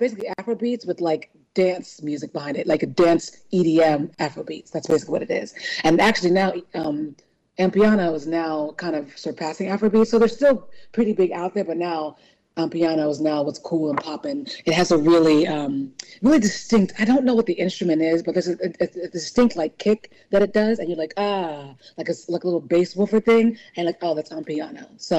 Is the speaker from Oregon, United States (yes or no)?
no; California, United States; born there; I'm Nigerian. I was born in California, but my parents are Nigerian.